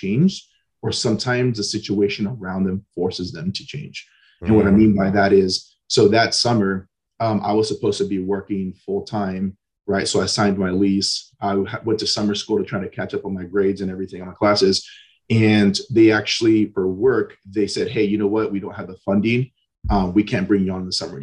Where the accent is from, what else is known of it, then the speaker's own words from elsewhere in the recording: Antioch, California, United States; So I was born and raised in Northern California. So the East Bay, so a little town called Antioch, kind of a small middle-class town.